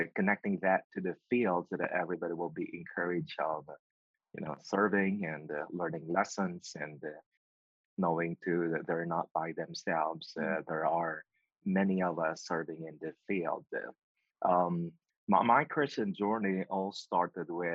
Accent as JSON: {"language": "English", "country": "Philippines", "tie": "born or raised there", "also_born_or_lived": "Pennsylvania, United States", "moved": "as an adult", "lives_now": "Nashville, United States", "said": "my hometown"}